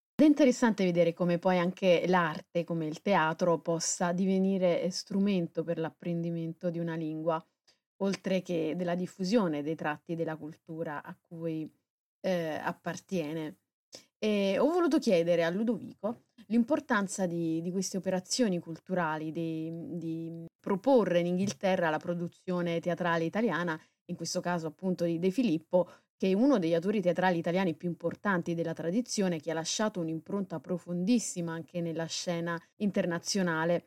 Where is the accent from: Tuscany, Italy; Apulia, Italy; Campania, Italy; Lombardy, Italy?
Campania, Italy; Naples; sono napoletana